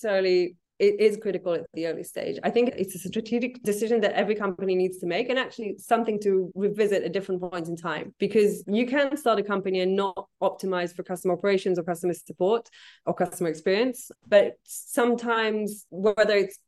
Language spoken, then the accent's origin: English; Israel; moved away; I'm originally from Israel